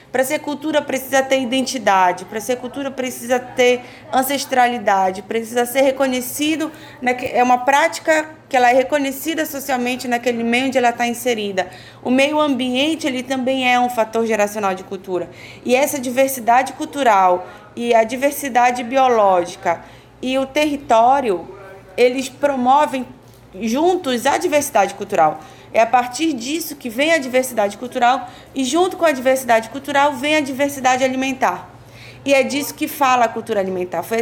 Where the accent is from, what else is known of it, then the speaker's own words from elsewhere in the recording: Amazon, Brazil; Mas como amazônida e como povo originário, a gente sempre lutou pela alimentação